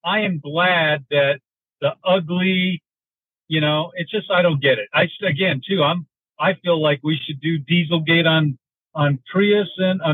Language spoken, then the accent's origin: English; Denver, Colorado, United States; now in Michigan, United States; I grew up in Denver, and I live in Michigan now